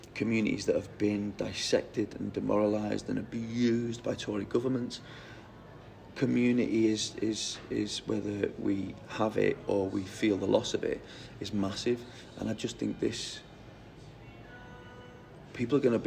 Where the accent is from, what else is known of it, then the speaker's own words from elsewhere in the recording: Newton-le-Willows, North West England, United Kingdom; I come from Newtony Willows, which is where Gold Parkside Colliery, one of the most profitable and biggest collieries in the UK